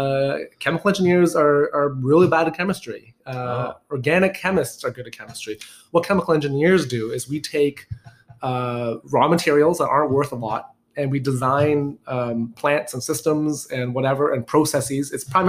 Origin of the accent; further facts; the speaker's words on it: Markham, Ontario, Canada; I grew up in Markham.